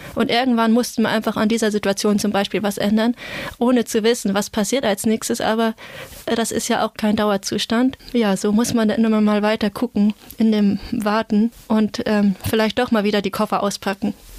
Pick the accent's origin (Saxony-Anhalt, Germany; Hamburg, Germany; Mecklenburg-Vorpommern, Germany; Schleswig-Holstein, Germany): Schleswig-Holstein, Germany; near Flensburg; Also ich komme aus der Nähe von Flensburg. Das liegt quasi direkt am Wasser, am Meer. Und ich kenne das einfach von, von meiner Kindheit, von da, wo ich aufgewachsen bin